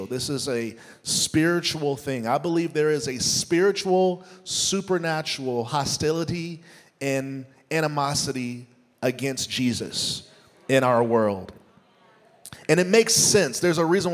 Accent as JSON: {"language": "English", "country": "United States", "also_born_or_lived": "Nashville, Tennessee", "said": "as an American"}